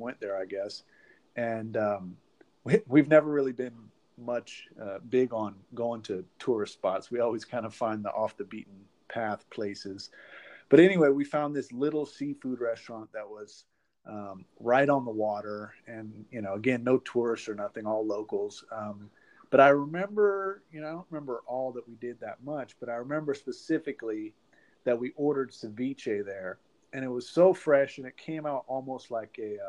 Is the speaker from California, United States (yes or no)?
yes; Oakland, California, United States; now in Florida, United States; I grew up in Oakland and the San Francisco Bay Area, kind of moved around a little bit, but definitely a Northern California Bay Area boy. Currently live in Florida